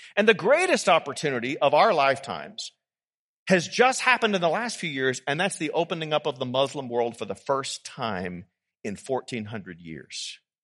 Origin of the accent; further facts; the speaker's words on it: United States; we can be forgiven as American Christians